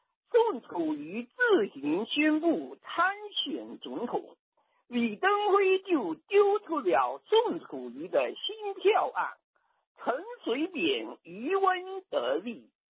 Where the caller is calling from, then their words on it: Fujian, China; 我是从福建打来的。